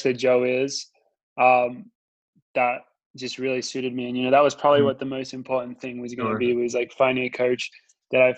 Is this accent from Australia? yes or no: yes; Australia; I'm from Australia